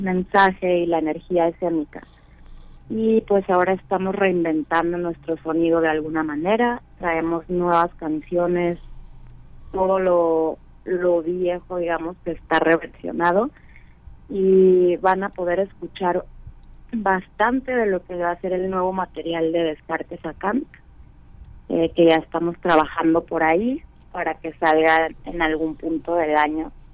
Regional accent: Guadalajara, Jalisco, Mexico; moved away as an adult; now in Mexico City, Mexico; nosotros ya no vivimos ahí desde el 2010. Ahora sí que somos, ah, ya somos de la Ciudad de México

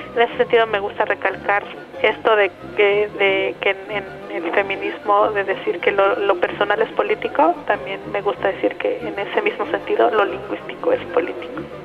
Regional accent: Ayutla, Oaxaca, Mexico; first language Mixe; Spanish is a second language; Soy mije de la Sierra de Oaxaca

